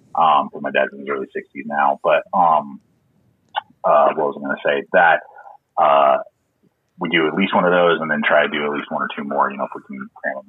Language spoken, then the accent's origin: English; San Diego, California, United States; now in Colorado, United States; I was not. I'm actually a transplant from California. That's where I was born, is in San Diego. And then in 1994, my dad got a job. His company was transferring him.